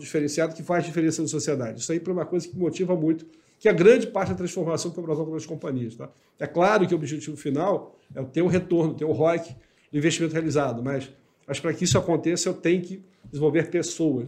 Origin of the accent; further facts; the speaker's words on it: Rio de Janeiro, Brazil; moved away as an adult; now in Igrejinha, Brazil; eu, como carioca, agora estou no sul do país, né? Eu estou em Igrejinha